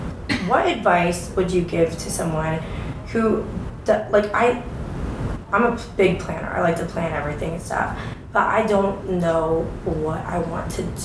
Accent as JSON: {"language": "English", "region": "Florida", "country": "United States", "moved": "yes", "lives_now": "Atlanta, United States", "said": "I'm from Florida, but I live in Atlanta."}